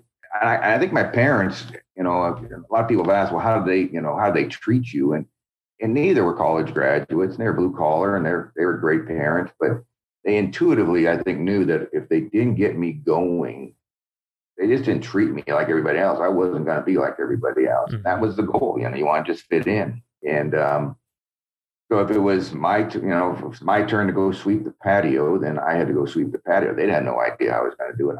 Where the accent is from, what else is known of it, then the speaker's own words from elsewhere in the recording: about 2 hours from Davis, California, United States; also born or lived in Montreal / Wisconsin; now in Davis, United States; I'm about 2 hours from my hometown where I grew up